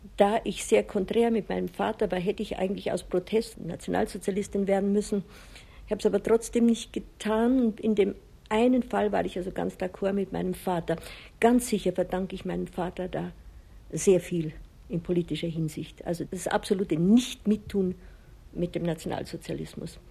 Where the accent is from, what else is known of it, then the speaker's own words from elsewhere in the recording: Chiemsee, Bavaria, Germany; moved away as an adult; also born or lived in Pitzling; now in Rocca di Papa, Italy; Ich bin am Chiemsee aufgewachsen